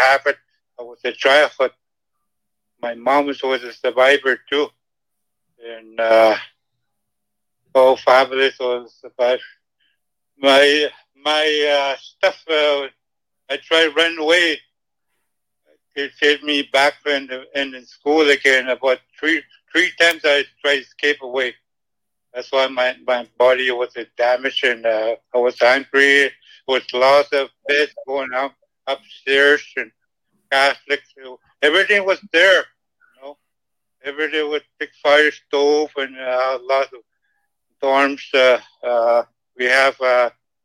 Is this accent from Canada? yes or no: yes; Canada; English is a second language; I came from Ottawa, Scotia, James Bay